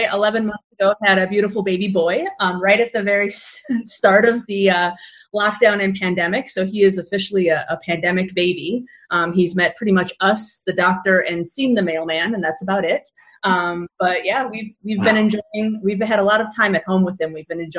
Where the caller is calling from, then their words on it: Illinois, United States; I am joining you from the blissfully warm Chicago suburbs.